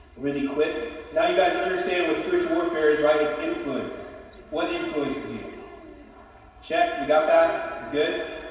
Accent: Appalachia, United States; Appalachia. We're Appalachian

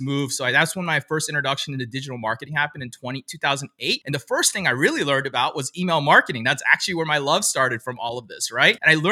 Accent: DC area, Maryland, United States; also born or lived in Pennsylvania; now in California, United States; I'm originally from the Maryland, DC area. So I'm not actually from California originally

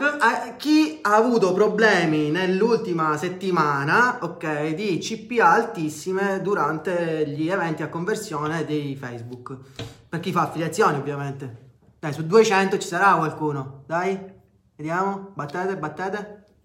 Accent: Messina, Sicily, Italy; noi al sud viviamo in una macchina del tempo, nel senso noi qua siamo dieci anni indietro rispetto al, al resto del mondo.

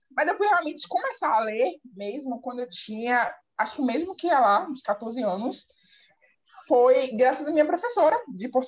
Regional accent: Salvador, Bahia, Brazil; eu sou de Salvador, Bahia. Tenho 27 anos, sou a mais velha aqui do rolê.

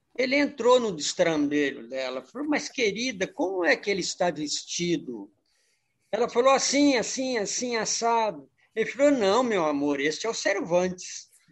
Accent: Brasília, Federal District, Brazil; moved away as an adult; also born or lived in Araxá, Minas Gerais, Brazil / São Paulo, Brazil; Saí com 10 aninhos de Araxá e fomos para Brasília. Brasília ficamos até eu fiquei até os 18 anos.

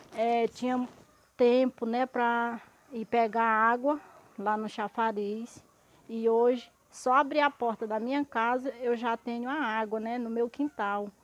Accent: Minas Gerais, Brazil; eu sou aqui de Minas Gerais

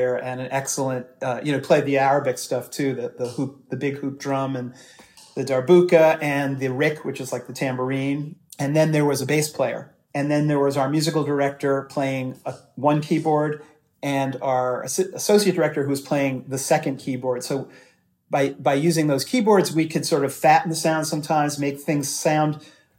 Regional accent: New York City, New York, United States; I was growing up in New York City

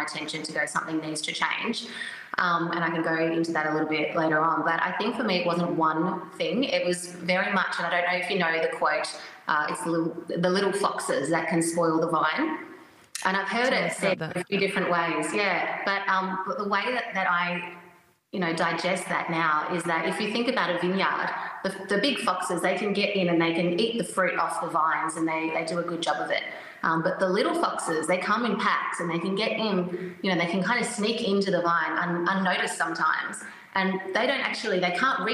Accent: regional Victoria, Australia; also born or lived in Melbourne; we moved to country Victoria, regional Victoria, when I was 3 years old

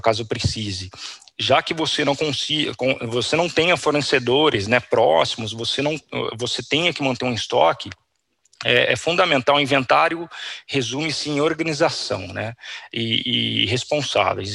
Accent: Campinas, São Paulo, Brazil; eu sou de Campinas

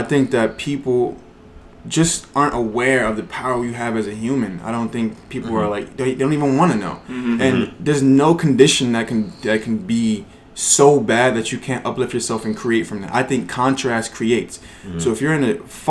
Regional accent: Newark, New Jersey, United States; also born or lived in East Orange, New Jersey; now in New York, United States; I was born in Newark, New Jersey

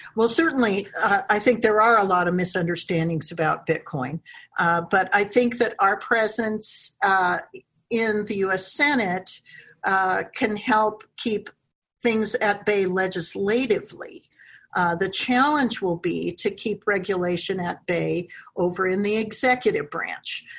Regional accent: Wyoming, United States; my home state of Wyoming

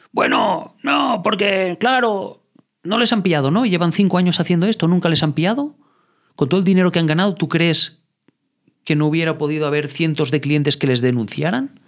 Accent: Andorra; Yo no estoy en España, yo soy de Andorra, soy andorrano

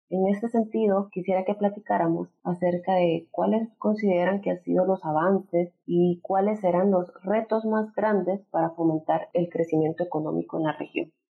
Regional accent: El Salvador; soy economista salvadoreña

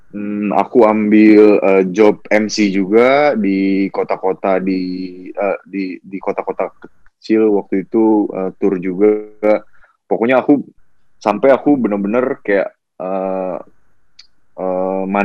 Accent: Bekasi, West Java, Indonesia; now in Jakarta, Indonesia; Enggak, aku asli Bekasi, Bekasi

